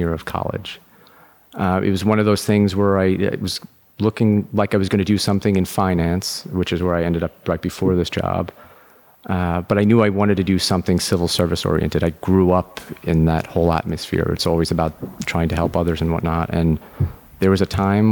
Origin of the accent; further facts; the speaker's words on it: Long Island, New York, United States; Born and bred in New York. I grew up on Long Island.